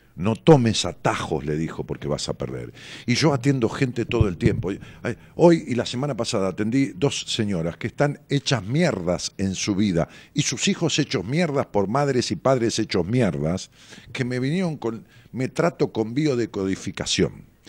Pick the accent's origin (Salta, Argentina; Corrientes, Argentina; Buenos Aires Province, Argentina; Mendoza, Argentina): Buenos Aires Province, Argentina; Ramos Mejía; Era un chalecito de esquina muy bonito, allá en Ramos Mejía, en la calle Cisneros. Eh, ahí nos mudamos cuando yo tenía 11 años. Venimos de, una casa alquilada, donde yo nací